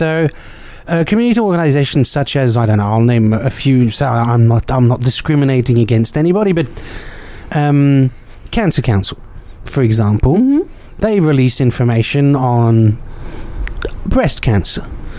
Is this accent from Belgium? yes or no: yes; Brussels, Belgium; born there; Okay, so no transition for me, as I was born in Brussels.